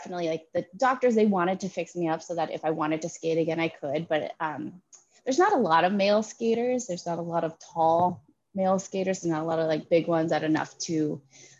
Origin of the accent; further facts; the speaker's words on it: Brentwood, Tennessee, United States; moved away; also born or lived in Santa Barbara; I'm from Brentwood, so, like, right outside of Nashville